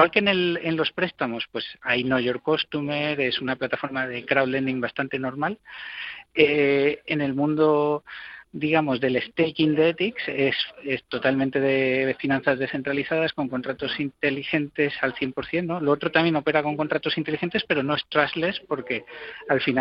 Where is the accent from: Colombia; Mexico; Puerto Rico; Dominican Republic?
Mexico; also born or lived in Spain; pues yo como mexicano como español puedo ejercer tengo una ventaja no de poder ejercer de puente entre estos dos mundos